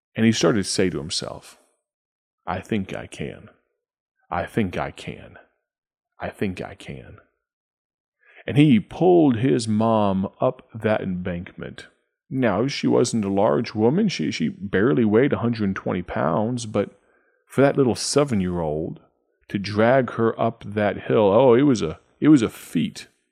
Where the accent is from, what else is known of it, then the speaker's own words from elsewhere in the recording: United States; our nation, our country, our economy, our political system